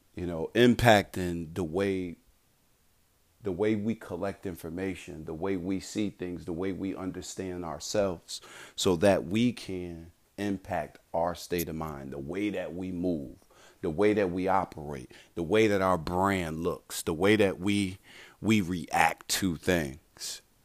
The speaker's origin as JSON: {"language": "English", "town": "Bridgeport", "region": "Connecticut", "country": "United States", "tie": "born or raised there", "moved": "yes", "said": "growing up in Bridgeport, Connecticut"}